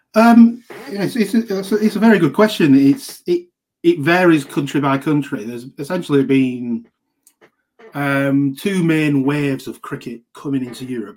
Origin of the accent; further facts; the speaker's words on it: Lancashire, North West England, United Kingdom; I'm from Lancashire